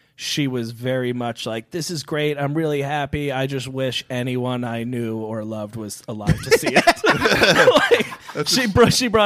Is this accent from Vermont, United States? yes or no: no; New York, United States; I'm from New York, so grew up a Yankees fan.